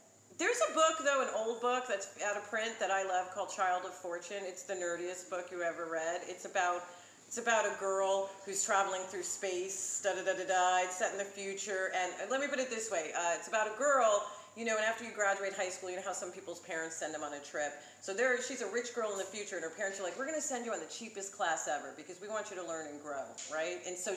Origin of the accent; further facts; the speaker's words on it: New York City, New York, United States; I grew up in New York City